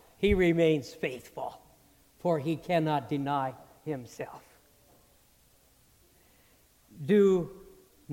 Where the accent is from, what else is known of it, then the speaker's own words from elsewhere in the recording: Morris, Illinois, United States; moved away; my confirmation pastors back in my hometown of Morris, Illinois